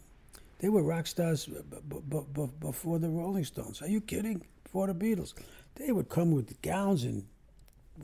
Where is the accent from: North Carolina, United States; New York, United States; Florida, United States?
New York, United States; New York City; I was raised in Brooklyn, New York, and I went to Hebrew school